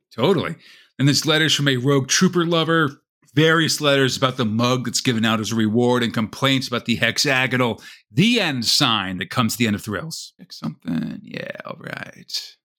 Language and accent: English; United States; I'm from America